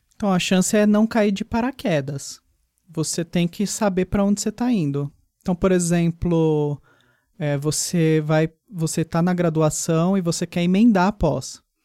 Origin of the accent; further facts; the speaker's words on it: São Paulo, Brazil; daqui de São Paulo, que é de onde eu sou?